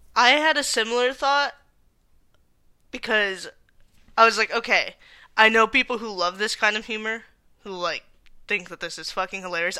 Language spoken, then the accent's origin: English; Tucson, Arizona, United States; we are both from Tucson